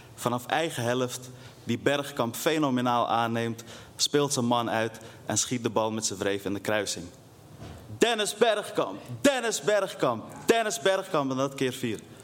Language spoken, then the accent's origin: Dutch; Netherlands; also born or lived in Afghanistan; midden in de wijk waar ik ben opgegroeid